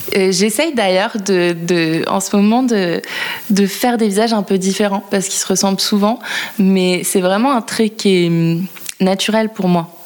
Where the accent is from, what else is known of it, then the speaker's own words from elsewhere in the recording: La Rochelle, Nouvelle-Aquitaine, France; moved away as an adult; now in Paris, France; j'habite à Paris depuis une dizaine d'années et, euh, que je suis originaire de La Rochelle